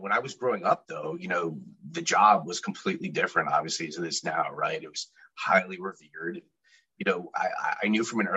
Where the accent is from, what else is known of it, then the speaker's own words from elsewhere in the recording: New Jersey, United States; also born or lived in Brooklyn, New York / Staten Island, New York; now in Washington, D.C., United States; I'm originally actually from Brooklyn, New York. I was born in my Maimonides Hospital, growing up. We live in Staten Island. We stayed there until about second grade before we made the move to New Jersey.